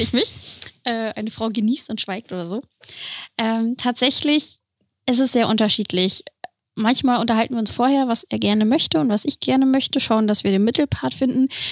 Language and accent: German; Celle, Lower Saxony, Germany; ich komme ursprünglich aus, in, aus Celle, aus der Nähe aus, von Hannover